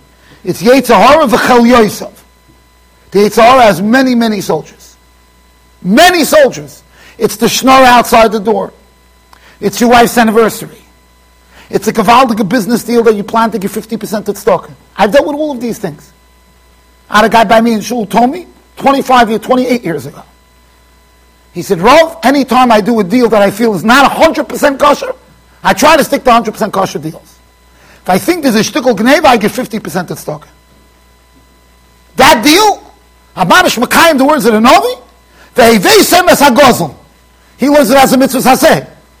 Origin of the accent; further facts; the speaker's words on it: Iran; I felt bad because I'm Persian from the Tzibo.